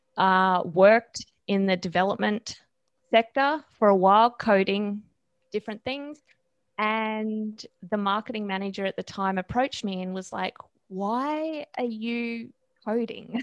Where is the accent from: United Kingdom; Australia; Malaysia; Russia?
Australia; I am Australian